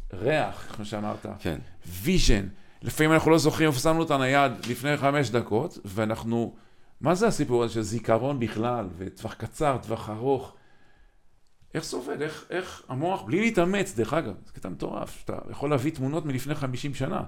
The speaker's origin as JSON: {"language": "Hebrew", "town": "Kiryat Motzkin", "region": "Haifa District", "country": "Israel", "tie": "born or raised there", "moved": "yes", "said": "אני גדלתי בקריית מוצקין"}